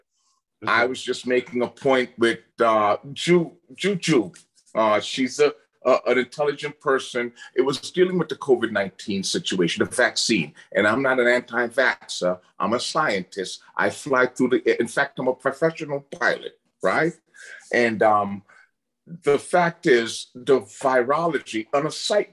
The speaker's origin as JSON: {"language": "English", "town": "New York City", "region": "New York", "country": "United States", "tie": "born or raised there", "also_born_or_lived": "Caribbean", "moved": "yes", "lives_now": "Arizona, United States", "said": "I grew up in Brooklyn, from the Caribbean, but grew up in Brooklyn."}